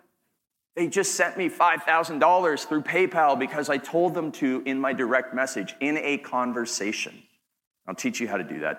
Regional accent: Canada; accent: Canadian; I'm from Canada

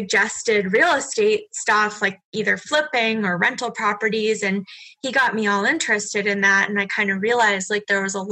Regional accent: Massachusetts, United States; moved away as an adult; now in New Hampshire, United States; growing up in Massachusetts

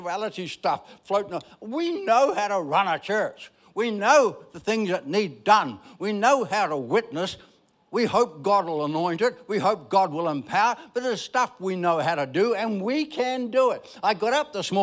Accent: Ireland; I'm Irish

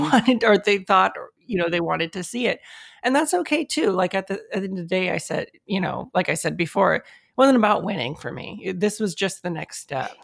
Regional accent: United States; I was born here in the States, and my, my parents were also born here in the States

